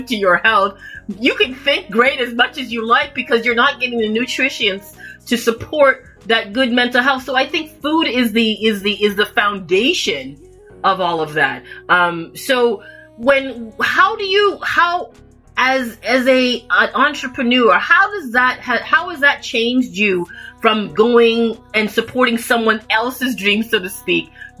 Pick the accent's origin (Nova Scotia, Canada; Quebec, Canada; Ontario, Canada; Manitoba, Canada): Ontario, Canada; Toronto; I was born in Toronto, Canada.